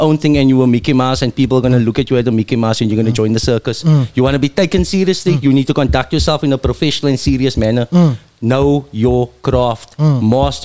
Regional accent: Strandfontein, Western Cape, South Africa; I am proudly from Strandfontein. I represent the 393.

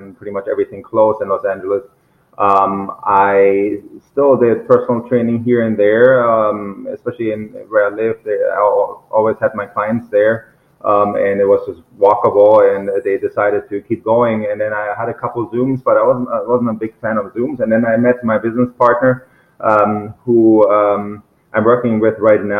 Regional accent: Germany; moved away; also born or lived in Mainz; I'm from Germany.

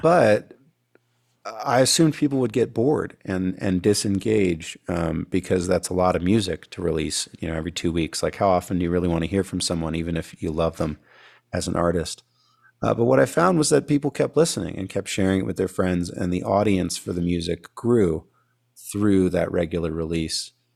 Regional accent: California, United States; moved away; I grew up in California before I moved out here

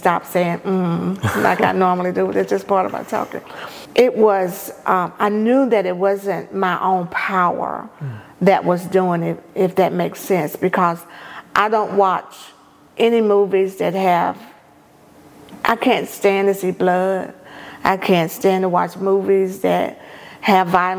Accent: Prentiss, Mississippi, United States; now in Jackson, United States; my hometown, which is Jefferson Davis County, Apprentice, Mississippi

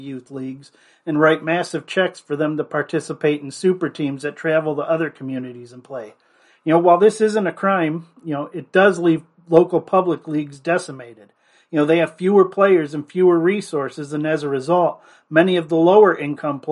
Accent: Fairport Harbor, Ohio, United States; my alma mater, Fairport Harbor Harding High School

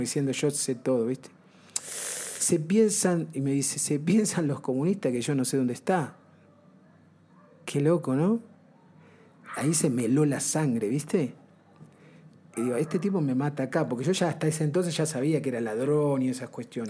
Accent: Banfield, Buenos Aires Province, Argentina; moved away as an adult; yo volví a, la Argentina

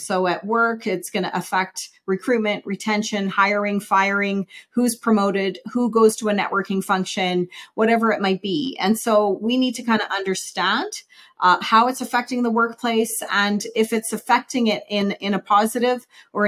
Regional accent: Saskatoon, Saskatchewan, Canada; moved away as an adult; now in Calgary, Canada; I grew up in Saskatoon, Saskatchewan, and moved to Calgary in 94

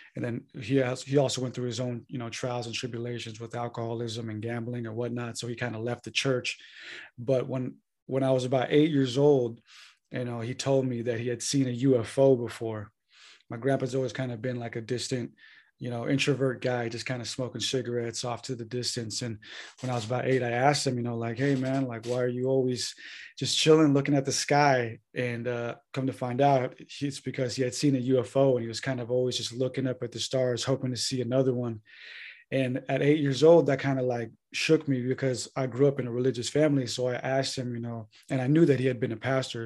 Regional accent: San Diego, California, United States; moved away as an adult; now in Santa Rosa, United States; I'm originally from North County, San Diego, California. Uh, born and raised there.

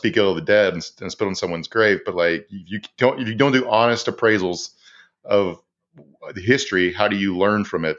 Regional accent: Virginia, United States; Shout out my home state of Virginia.

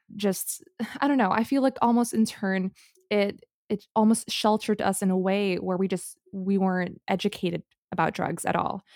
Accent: Singapore; moved away; growing up in Singapore

